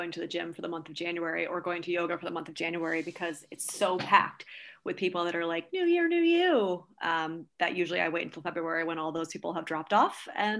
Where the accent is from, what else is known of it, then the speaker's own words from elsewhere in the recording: New York City, New York, United States; I'm from New York, where it's super high fashion.